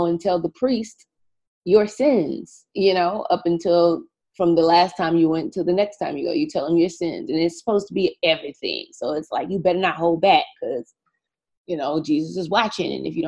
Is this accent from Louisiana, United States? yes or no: yes; Louisiana, United States; I was raised Catholic in Louisiana. We have a very large Black Catholic community in the state of Louisiana.